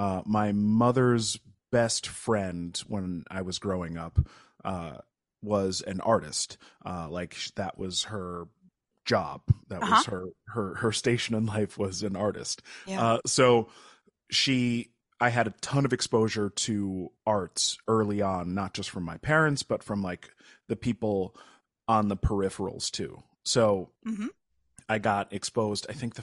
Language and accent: English; New Paltz, New York, United States; also born or lived in Kingston; So I'm from about 2 hours north of New York City. I was born in Kingston, but was raised in New Paltz. That's where my parents brought me home to.